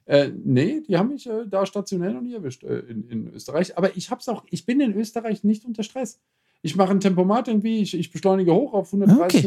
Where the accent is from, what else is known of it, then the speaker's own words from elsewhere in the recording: Germany; ich bin als Deutscher enttarnt